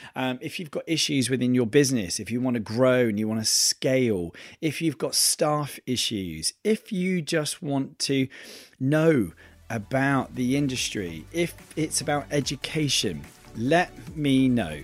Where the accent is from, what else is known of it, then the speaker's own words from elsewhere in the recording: Torquay, South West England, United Kingdom; moved away; I'm going back to my hometown